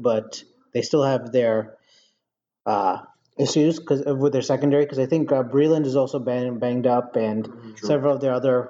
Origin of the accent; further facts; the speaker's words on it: Baltimore, Maryland, United States; since I was born in Baltimore.